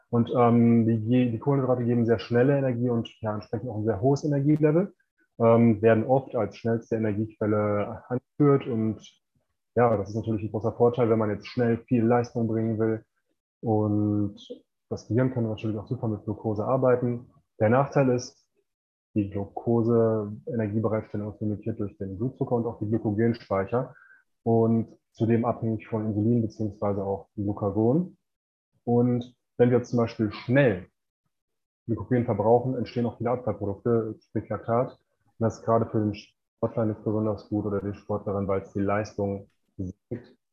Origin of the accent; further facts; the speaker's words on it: Bochum, North Rhine-Westphalia, Germany; moved away as an adult; now in Mexico; ich komme ursprünglich aus Bochum, das ist im Ruhrgebiet und ähm, ja, arbeite jetzt mittlerweile ortsunabhängig aus Mexiko.